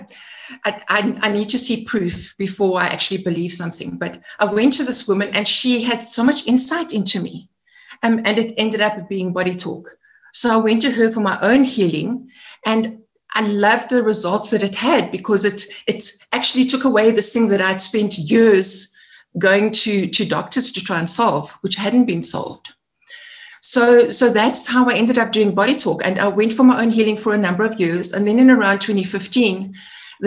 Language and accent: English; Edenvale, Gauteng, South Africa; also born or lived in Eastern Cape / Johannesburg; I'm a Joburg girl, born and bred. I spent some of my childhood in the Eastern Cape in a farming community. In primary school, I came back to Joburg, and I'm an Edenvale girl. So I spent most of my life in Edenvale.